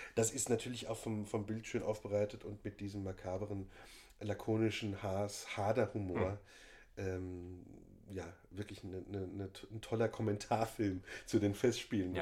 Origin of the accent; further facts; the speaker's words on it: Worms, Rhineland-Palatinate, Germany; moved away; in meiner Heimat